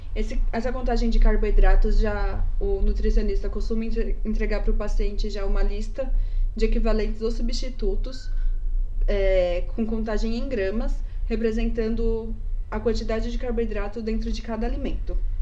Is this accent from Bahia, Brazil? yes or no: no; São Paulo, Brazil; nós somos daqui da capital de São Paulo, ou seja, uma cidade grande